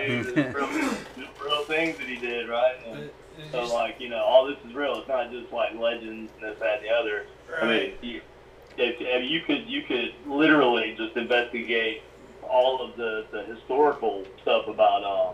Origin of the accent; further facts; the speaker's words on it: South Carolina, United States; For somebody from South Carolina